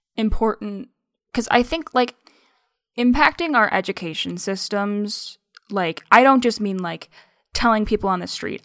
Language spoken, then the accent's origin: English; United States; first language English; I was born in the United States and learned English as, I mean, for, for a good portion of my life, my only language.